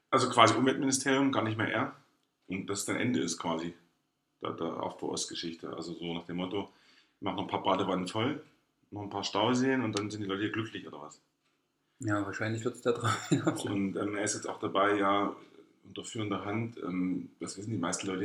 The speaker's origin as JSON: {"language": "German", "region": "East Germany", "country": "Germany", "said": "habe ich überhaupt einen Einfluss darauf als ostdeutscher Bürger?"}